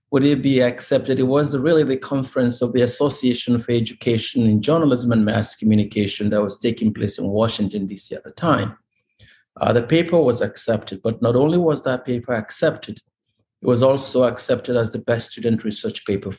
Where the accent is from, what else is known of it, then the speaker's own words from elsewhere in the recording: Nigeria; moved away as an adult; now in United States; I come from Nigeria